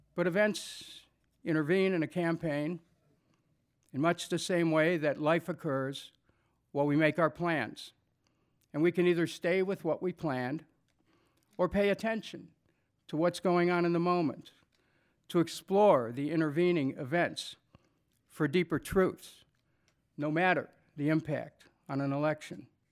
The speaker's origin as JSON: {"language": "English", "town": "Cleveland", "region": "Ohio", "country": "United States", "tie": "born or raised there", "said": "I'm from Cleveland. Because I remember growing up in Cleveland, the oldest of seven children"}